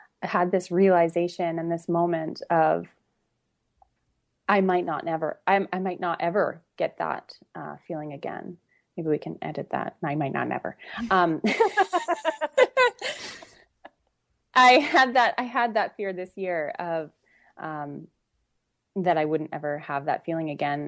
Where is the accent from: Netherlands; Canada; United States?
Canada; I'm from Canada